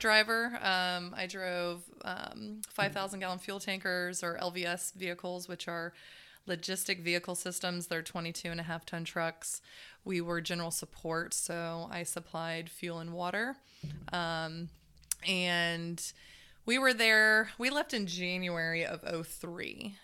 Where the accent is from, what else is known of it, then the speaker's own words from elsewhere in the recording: Zephyrhills, Florida, United States; also born or lived in Dade City, Florida; I was raised in Zephyr Hill my whole life